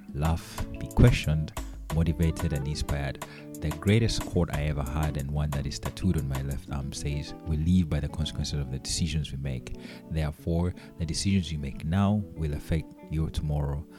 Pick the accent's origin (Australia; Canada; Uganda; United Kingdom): Uganda; I come from Uganda.